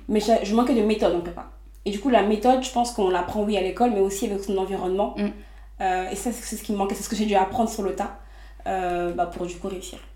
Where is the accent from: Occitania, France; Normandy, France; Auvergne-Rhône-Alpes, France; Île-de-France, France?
Île-de-France, France; Les Mureaux; j'ai grandi au Muro, donc dans les Yvelines